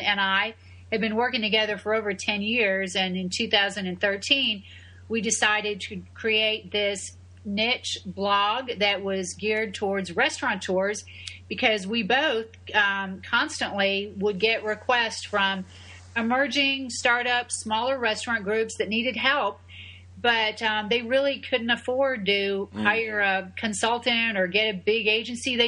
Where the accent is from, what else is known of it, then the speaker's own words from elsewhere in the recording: Buffalo, New York, United States; moved away as an adult; also born or lived in Houston; now in Tampa, United States; I'm an upstate New Yorker gal. I was born in Buffalo